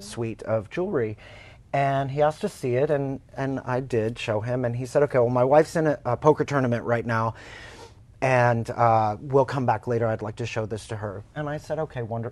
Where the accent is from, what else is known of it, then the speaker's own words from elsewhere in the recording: Oklahoma, United States; moved away; I'm from Oklahoma, and uh, my family's in drilling in, in Oklahoma